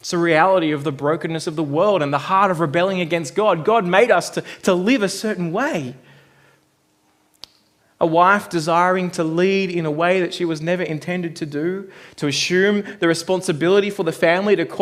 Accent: Australia; now in New Zealand; growing up in Australia

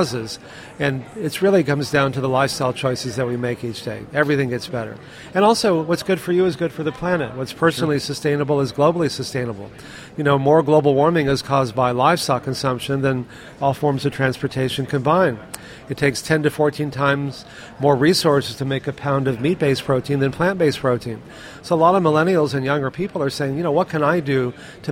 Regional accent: Texas, United States; I grew up in Texas eating meat all the time

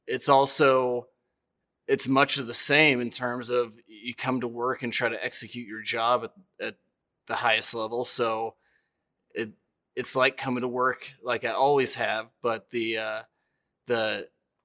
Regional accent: Denver, Colorado, United States; growing up in Denver and just that area

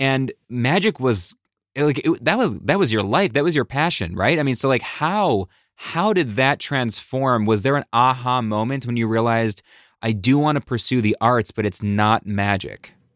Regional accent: Buffalo, New York, United States; now in Connecticut, United States; I'm from Buffalo, New York, originally

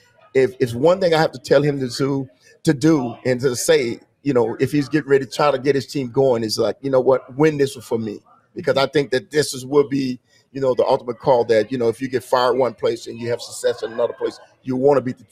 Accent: Kansas City, Missouri, United States; I know I'm from Kansas City, I live there, and I can't say the wrong things

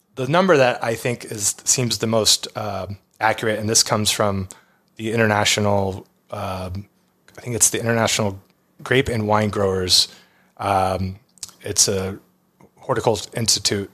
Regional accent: Texas, United States; growing up in Texas

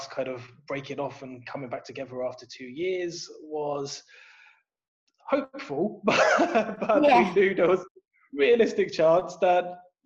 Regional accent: Luton, East of England, United Kingdom; moved away as an adult; also born or lived in Northampton; now in Netherlands; So I was born in the Luton and Dunstable Hospital in Luton. I grew up there. I spent the first, I'd say 19 years of my life in the house that my dad still lives in.

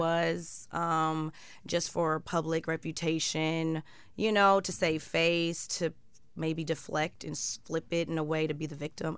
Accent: Chicago, Illinois, United States; I'm from Chicago

